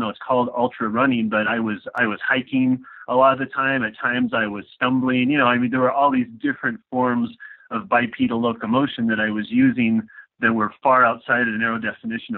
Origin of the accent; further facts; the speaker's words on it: Washington, United States; also born or lived in Southern California; we're from Washington State. We lived in the middle of nowhere way up in the Okanagan Highlands